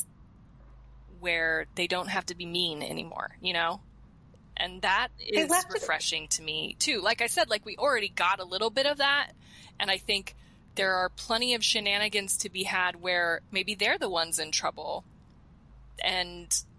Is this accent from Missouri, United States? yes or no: no; Colorado, United States; moved away; growing up in Colorado